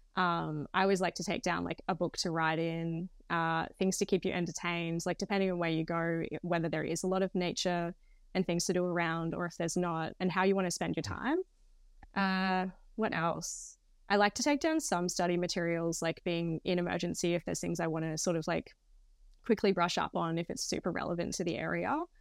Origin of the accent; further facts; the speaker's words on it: Queensland, Australia; moved away as an adult; also born or lived in Sydney; I'm actually from Queensland, so I'd moved down to Sydney with my partner at the time.